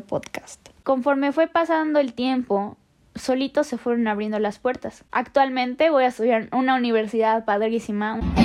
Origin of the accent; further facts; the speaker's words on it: Mexico; somos muchos mexicanos que buscan una oportunidad